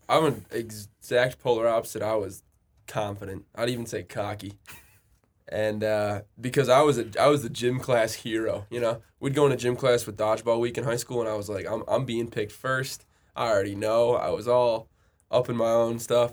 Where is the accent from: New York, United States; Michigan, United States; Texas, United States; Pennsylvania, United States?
Michigan, United States; Royal Oak; I'm from Royal Oak, Michigan, which is, if you're unfamiliar, it's like Metro Detroit area